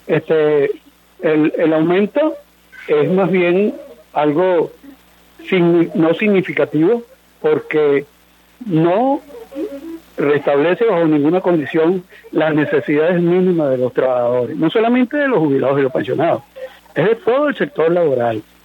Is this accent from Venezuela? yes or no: yes; Venezuela